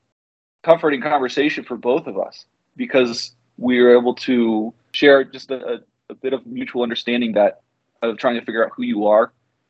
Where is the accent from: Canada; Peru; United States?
Peru; also born or lived in Venezuela; Yeah, I grew up in Peru and later in Venezuela as a missionary kid.